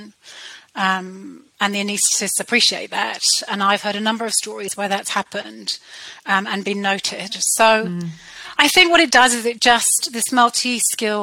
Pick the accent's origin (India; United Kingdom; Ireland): United Kingdom; accent: British; moved away as an adult; now in New Zealand; You can tell by my British accent that I trained in the UK